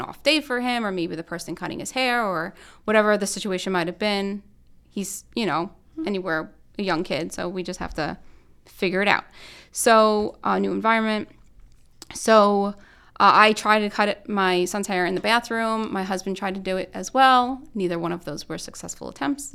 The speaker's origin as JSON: {"language": "English", "region": "New York", "country": "United States", "moved": "yes", "said": "I'm not from here, I'm from New York"}